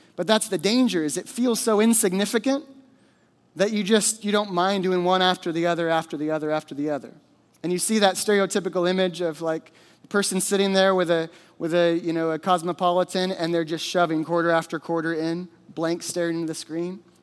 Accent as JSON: {"language": "English", "region": "Alaska", "country": "United States", "tie": "born or raised there", "said": "I grew up in Alaska. I was born and raised here"}